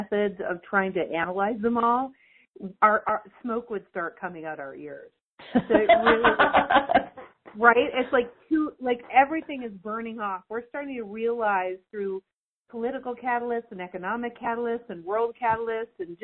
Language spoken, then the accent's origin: English; Canada; I'm Canadian